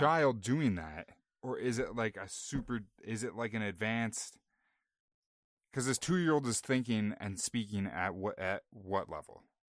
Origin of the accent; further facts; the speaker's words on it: Canada; we're Canadian